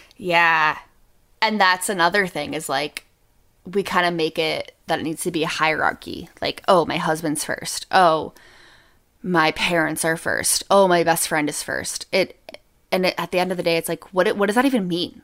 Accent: New Hampshire, United States; I grew up in New Hampshire

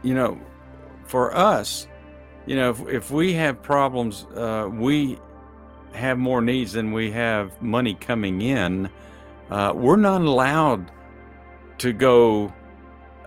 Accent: Texas, United States; I'm from Texas

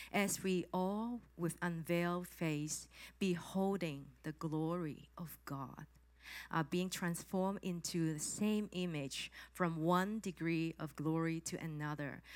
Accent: Hong Kong; English is a second language; I'm from Hong Kong

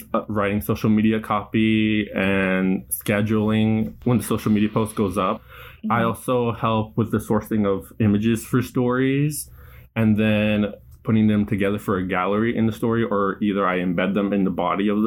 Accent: San Leandro, California, United States; I grew up in San Leandro, California, which is right next to Oakland in the East Bay

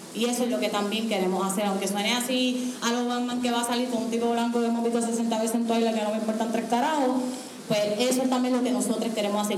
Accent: Puerto Rico; yo soy del área azul de uno de los pueblos más pobres del país, de uno de los pueblos donde más gente negra vive, de ahí yo vengo

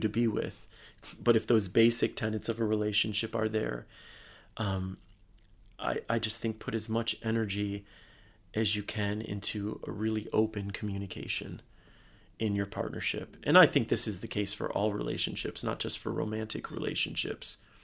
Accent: Michigan, United States; moved away as an adult; also born or lived in Bay Area, California; which is my home state

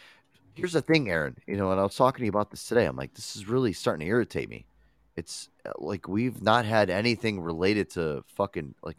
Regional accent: Connecticut, United States; I'm from Connecticut.

